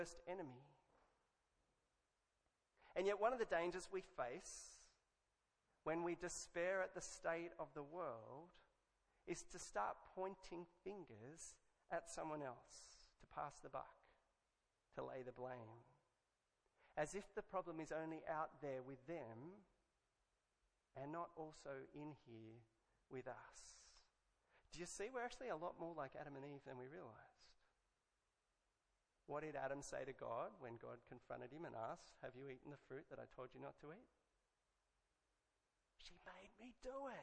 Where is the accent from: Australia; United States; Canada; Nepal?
Australia; I could have been English, but I'm Australian.